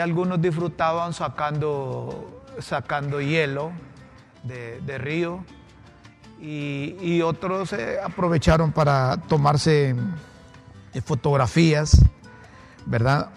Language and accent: Spanish; Honduras; como buenos hondureños